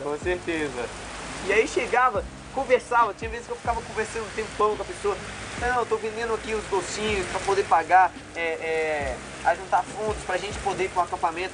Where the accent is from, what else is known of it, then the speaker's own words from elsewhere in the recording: Ceilândia, Federal District, Brazil; also born or lived in Planaltina; sempre cresci ali no, na Ceilândia